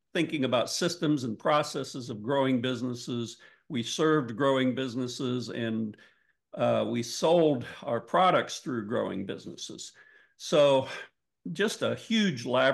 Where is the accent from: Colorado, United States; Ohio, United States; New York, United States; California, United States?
Ohio, United States; Northwestern; I grew up in Northwestern Ohio, which is good farm country.